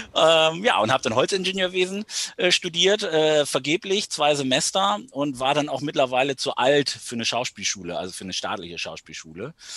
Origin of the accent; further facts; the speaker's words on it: Delmenhorst, Lower Saxony, Germany; gebürtiger Delmhorster. Ich komme hier einfach nicht aus dieser Stadt weg